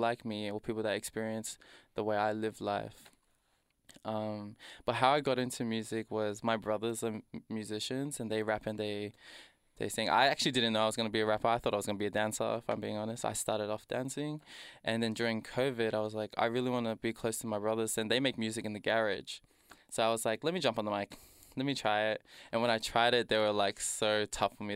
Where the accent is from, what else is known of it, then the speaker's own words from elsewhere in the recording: Doveton, Victoria, Australia; I was raised in Dovetone and tha, if you didn't know, that's next to Danny Nong